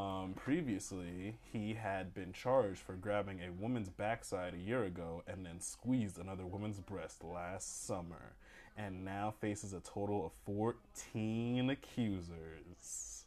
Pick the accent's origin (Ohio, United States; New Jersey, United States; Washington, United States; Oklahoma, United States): New Jersey, United States; we're from New Jersey.